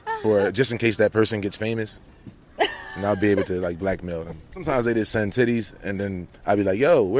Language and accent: English; Philadelphia, Pennsylvania, United States; I'm from Philadelphia